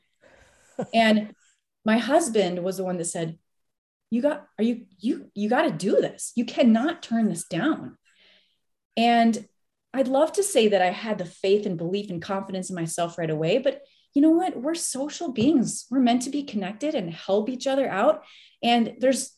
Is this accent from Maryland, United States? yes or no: no; Minnesota, United States; I grew up in Minnesota.